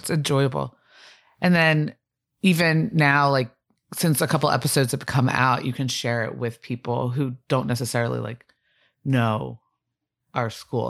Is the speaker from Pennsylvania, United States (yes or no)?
yes; Blue Bell, Pennsylvania, United States; I grew up in Bluebell